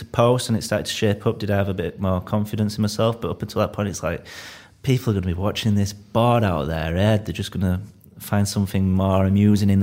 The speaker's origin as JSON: {"language": "English", "town": "Leeds", "region": "Yorkshire and the Humber", "country": "United Kingdom", "accent": "Leeds", "said": "I'm from Leeds"}